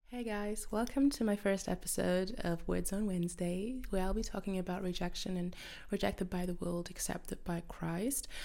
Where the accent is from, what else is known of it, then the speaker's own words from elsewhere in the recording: Germany; English is a second language; I'm from Germany